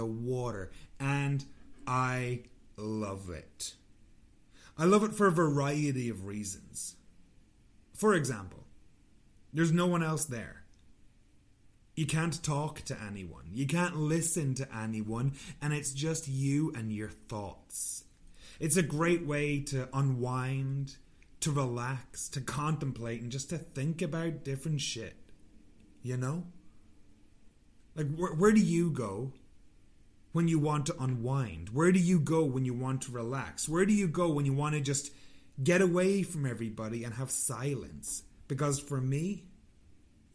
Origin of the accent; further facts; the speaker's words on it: Ireland; moved away; I'm Irish